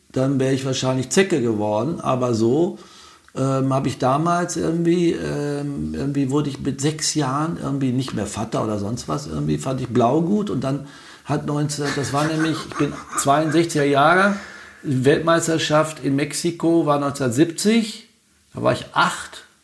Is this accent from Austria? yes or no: no; Wetter, North Rhine-Westphalia, Germany; also born or lived in Niedermarsberg; ich bin geboren in Niedermarsberg und da war er Pfarrer und äh, oder Vikar sogar, das ist die Vorstufe zum mhm. Pfarrer. Dann ist er nach Wetter gegangen, Wetter an der Ruhe.